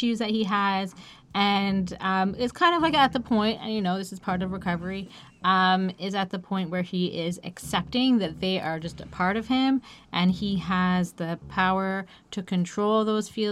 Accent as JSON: {"language": "English", "country": "Canada", "said": "As a Canadian"}